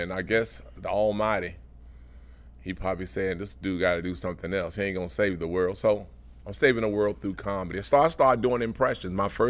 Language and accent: English; Greensboro, North Carolina, United States; born there; I was born in Greensboro.